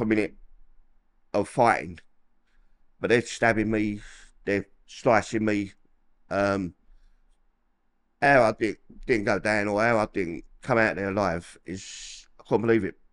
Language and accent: English; London, United Kingdom; moved away as an adult; I'm from Peckham, the old Copper Hill, Col-, old Copper Hill, um, yeah, I've lived there till about eighteen years old